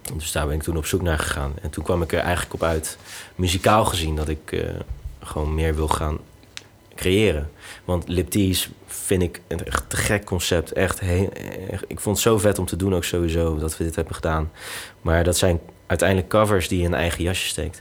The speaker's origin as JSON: {"language": "Dutch", "country": "Netherlands", "tie": "born or raised there", "said": "ik ben in Nederland geboren"}